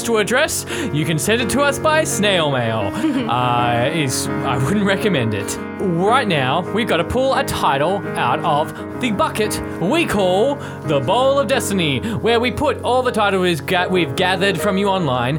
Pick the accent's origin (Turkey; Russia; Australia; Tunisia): Australia; Perth, Western Australia; moved away; I'm from Perth and I haven't been back there in so long